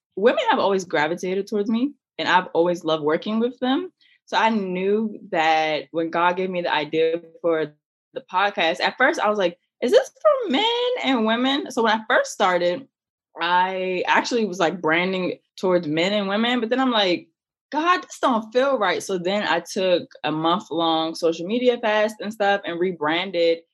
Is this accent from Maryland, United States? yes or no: yes; Maryland, United States; I'm from Maryland